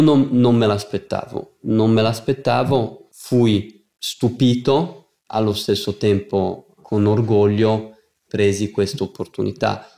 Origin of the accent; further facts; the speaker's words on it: United States; moved away; siamo nati in America con mio fratello